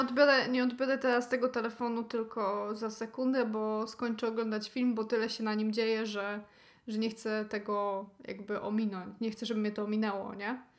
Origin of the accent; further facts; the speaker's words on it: Silesian Voivodeship, Poland; jestem ze Śląska